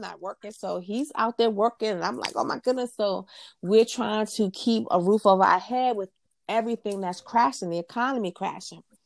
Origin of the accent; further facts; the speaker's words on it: New York City, New York, United States; moved away as an adult; now in Virginia, United States; I was born and raised in New York City and Queens